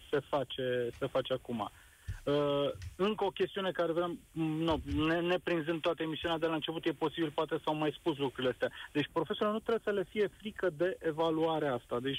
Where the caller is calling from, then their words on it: Brașov, Brașov County, Romania; sunt din Brașov, sunt, sunt în calitate de părinte.